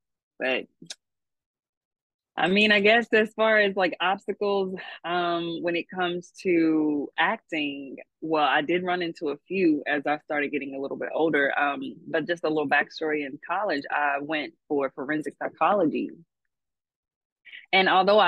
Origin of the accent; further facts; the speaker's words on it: Louisville, Kentucky, United States; I am from Louisville, Kentucky, L1C4.